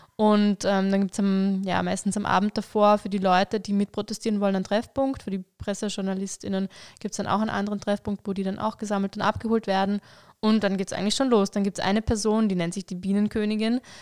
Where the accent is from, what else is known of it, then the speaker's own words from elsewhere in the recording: Vorarlberg, Austria; ich komme aus Vorarlberg, bin da aufgewachsen